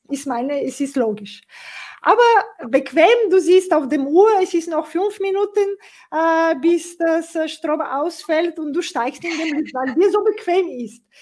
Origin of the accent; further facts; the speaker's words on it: Bulgaria; German is a second language; ich komme aus Bulgarien, äh, wie, die, wie du auch weißt, und die viele, und wir haben nach dem 89 äh, quasi immer wieder unterschiedliche sozusagen Situationen in ein paar Jahren danach gemeistert. Und es war eine Zeit, auch in Sofia, in dem Hauptstadt